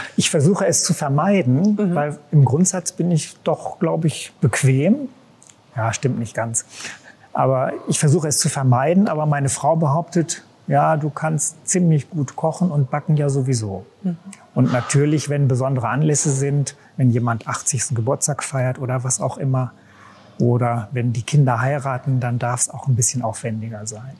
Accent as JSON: {"language": "German", "town": "Bielefeld", "region": "North Rhine-Westphalia", "country": "Germany", "tie": "born or raised there", "said": "Bielefeld-Gefühl, das ist meine Heimatstadt. Ich bin hier geboren und aufgewachsen"}